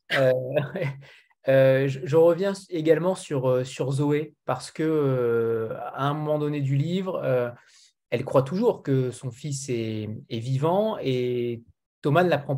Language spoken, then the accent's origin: French; France; c'est euh, le côté utopique qu'on a du Canada en tant que Français.